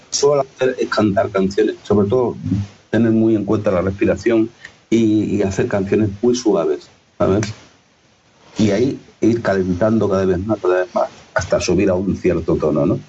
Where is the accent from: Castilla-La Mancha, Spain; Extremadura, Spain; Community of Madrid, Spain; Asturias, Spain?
Extremadura, Spain; accent: Extremeño; yo tengo un acento extremeño